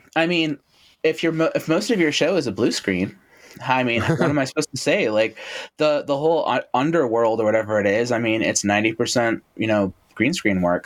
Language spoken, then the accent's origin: English; Toronto, Ontario, Canada; when I was a like kid growing up in Toronto